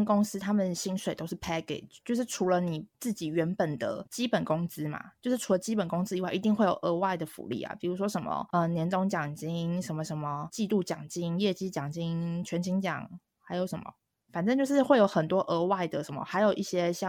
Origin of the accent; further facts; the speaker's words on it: Taiwan; moved away; 像我从台湾过来，我可能就会有租房的要求、交通的要求